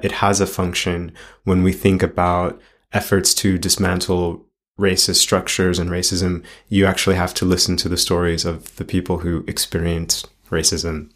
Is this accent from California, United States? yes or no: yes; Los Angeles, California, United States; as a child growing up in Los Angeles